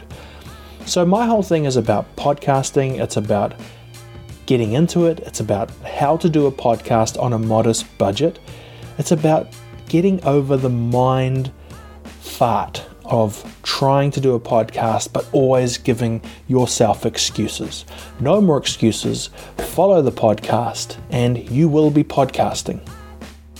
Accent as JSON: {"language": "English", "country": "New Zealand", "said": "I'm a podcaster from New Zealand"}